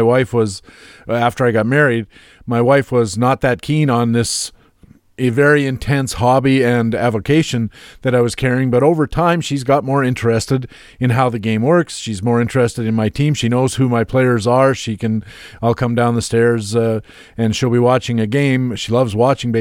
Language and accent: English; Canada; being Canadian